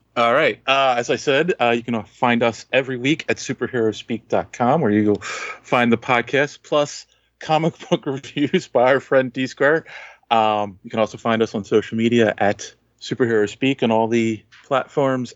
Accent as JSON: {"language": "English", "town": "Philadelphia", "region": "Pennsylvania", "country": "United States", "said": "I'm from Philly"}